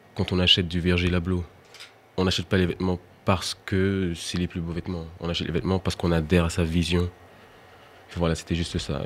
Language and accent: French; Martinique; en tant qu'antillais, je suis originaire de la Martinique